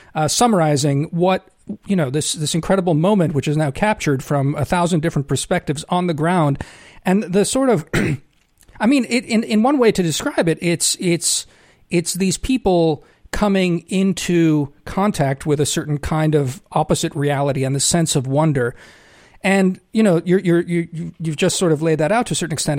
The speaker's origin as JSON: {"language": "English", "country": "United States", "tie": "born or raised there", "said": "I count myself as an American. I, I've lived here my whole life, even though I, I only got citizenship"}